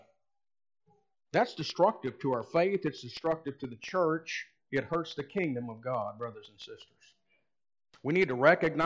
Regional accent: United States; We as American Christians

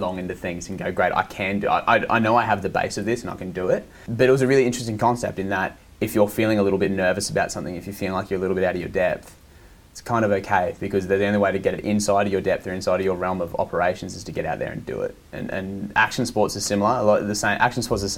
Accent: Southeast Queensland, Australia; We're from Southeast Queensland.

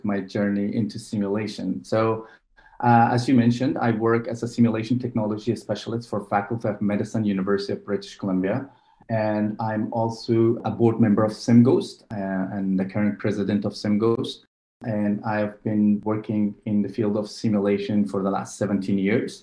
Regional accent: Afghanistan; now in Vancouver, Canada; I was born in Afghanistan, so I speak the two local languages, Farsi and Pashto.

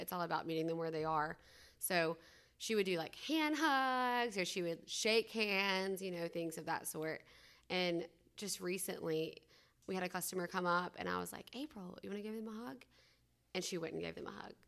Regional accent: Rome, Georgia, United States; I'm from Rome, Georgia

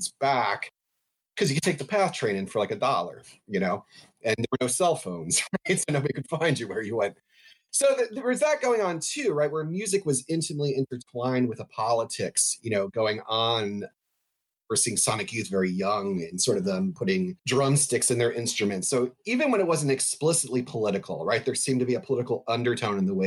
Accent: New Jersey, United States; born or raised there

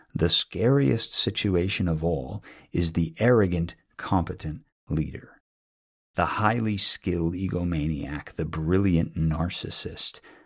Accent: New England, United States; moved away; also born or lived in Northern California; I'm from New England

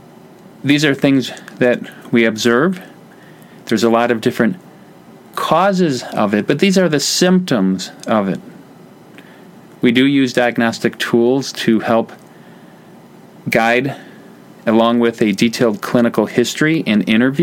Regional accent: Wisconsin, United States; I'm from Wisconsin

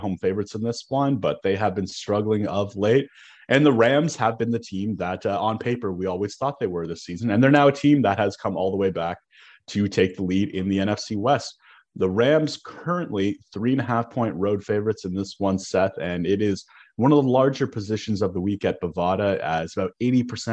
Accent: Canada; growing up in Canada, playing pond hockey in, you know, late January, early February

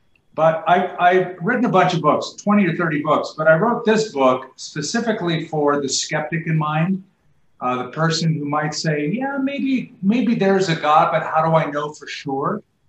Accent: California, United States; now in Albuquerque, United States; I came from Southern California. I moved from Huntington Beach to Albuquerque.

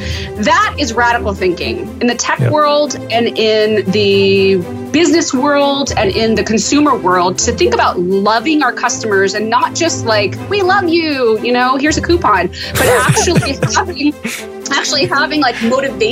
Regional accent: El Dorado County, Northern California, United States; moved away as an adult; also born or lived in Chicago / Los Angeles; I grew up in Northern California

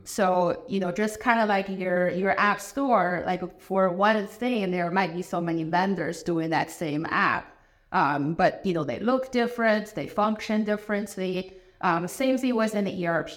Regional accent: China; English is a second language; moved away as an adult; also born or lived in Madison, Wisconsin / Chicago; now in Columbus, United States; I am originally from China. I was born in China

